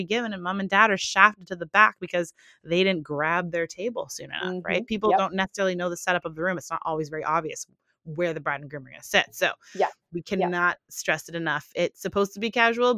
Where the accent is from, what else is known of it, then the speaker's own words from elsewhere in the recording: Canada; we're Canadian